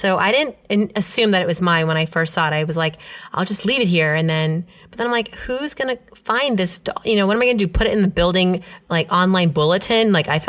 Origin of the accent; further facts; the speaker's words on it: New York, United States; No, as a New Yorker.